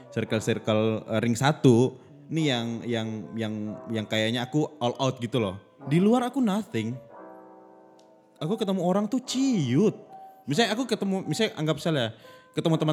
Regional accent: Yogyakarta, Special Region of Yogyakarta, Indonesia; aku asalnya dari Jogja asalnya aku dari gitu

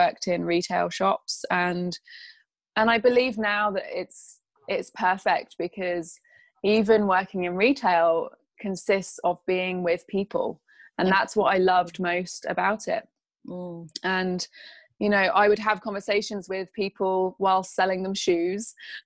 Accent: England, United Kingdom; I'm from England

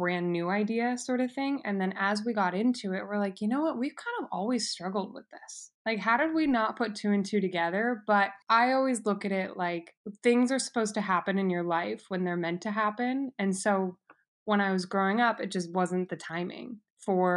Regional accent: Las Vegas, Nevada, United States; I was born and raised in Las Vegas

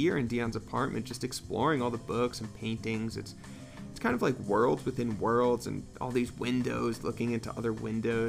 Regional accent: Northeast, United States; now in New Mexico, United States; I grew up in the Northeast where everything is much more claustrophobic

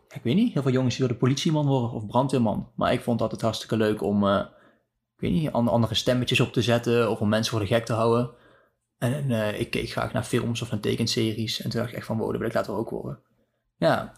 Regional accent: Deurne, North Brabant, Netherlands; Ik kom uit Deurne, een dorpje in Zuidoost-Brabant

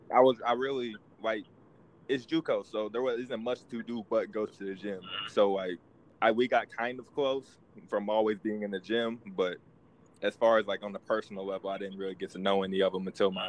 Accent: Tulsa, Oklahoma, United States; I'm used to Tulsa. You know, I grew up in Tulsa.

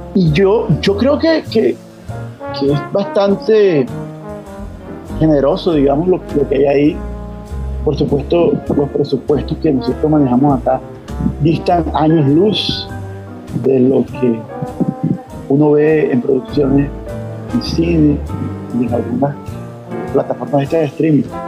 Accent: Valledupar, Cesar, Colombia; moved away; also born or lived in Barranquilla / Bogotá; yo soy de Valledupar, eh, aunque soy, me considero hijo adoptivo de Barranquilla.

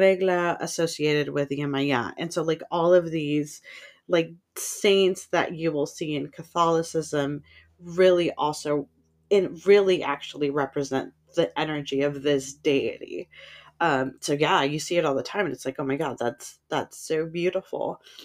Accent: San Francisco, California, United States; I grew up in San Francisco

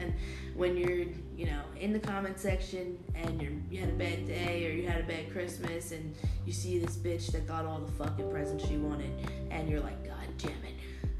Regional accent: New Jersey, United States; now in Florida, United States; I live in Florida. No, I'm from New Jersey.

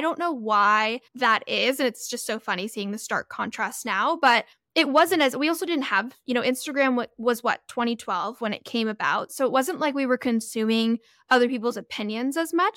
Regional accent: Florida, United States; moved away as an adult; also born or lived in California; I grew up in California for a bit, and then I lived in Florida for, like, ten, eleven years and moved back

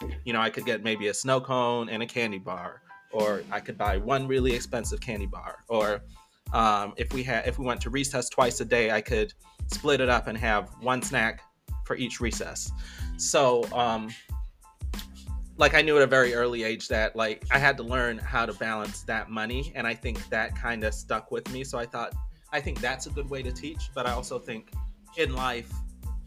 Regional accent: Belize; now in United States; I didn't grow up in America. I grew up in Belize in a very different time.

